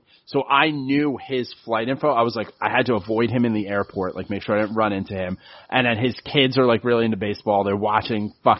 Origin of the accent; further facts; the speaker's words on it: St. Louis, Missouri, United States; like, I'm from St. Louis. I was, like, you know, 19.